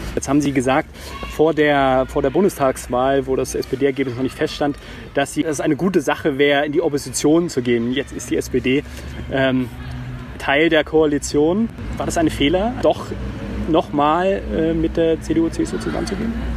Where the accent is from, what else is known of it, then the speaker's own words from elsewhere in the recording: Thuringia, Germany; ich komme selber aus Thüringen